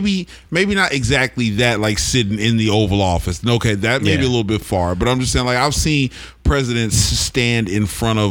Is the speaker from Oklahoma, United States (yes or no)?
yes; Oklahoma, United States; growing up in Oklahoma